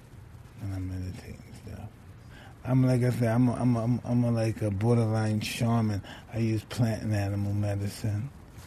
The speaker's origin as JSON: {"language": "English", "town": "New York City", "region": "New York", "country": "United States", "said": "I'm a street guy. I'm from Brooklyn, right?"}